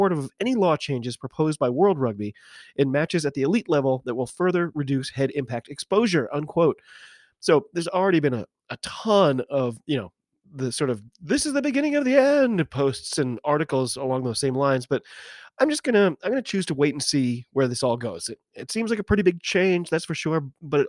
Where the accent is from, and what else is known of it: United States